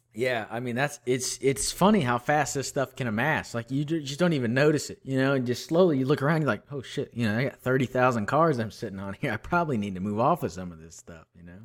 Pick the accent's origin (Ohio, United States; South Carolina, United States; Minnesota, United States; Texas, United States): Texas, United States; Houston; also born or lived in Austin, Texas; I'm from Houston